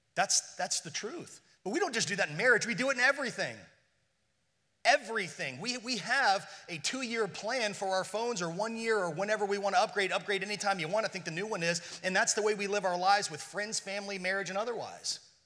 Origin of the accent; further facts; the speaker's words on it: Ireland; being Irish